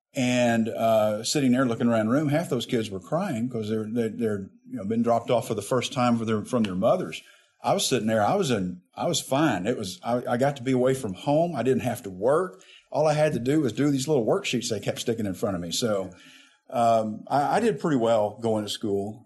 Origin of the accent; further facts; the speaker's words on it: Jacksonville, Arkansas, United States; also born or lived in Little Rock, Arkansas; My hometown was Jacksonville, Arkansas, which is about 30 miles north of Little Rock. Um, grew up there. I was born in Little Rock